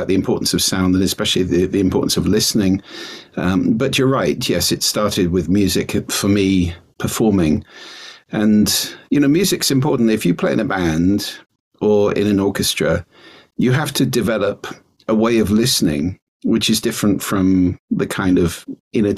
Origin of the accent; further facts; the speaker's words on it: London, United Kingdom; moved away as an adult; now in Orkney, United Kingdom; I'm originally from London, but I've been coming up here since I was 16